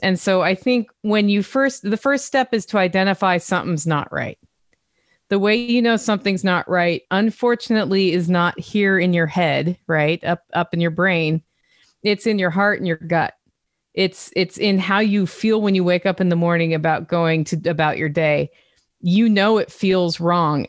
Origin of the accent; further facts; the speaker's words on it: Oregon, United States; also born or lived in Europe; now in Tennessee, United States; I'm from Oregon